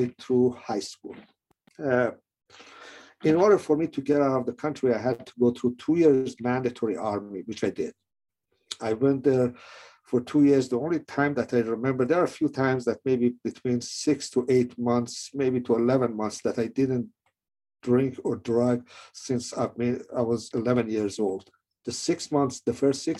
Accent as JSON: {"language": "English", "country": "Iran", "tie": "born or raised there", "moved": "yes", "said": "I was born in Iran"}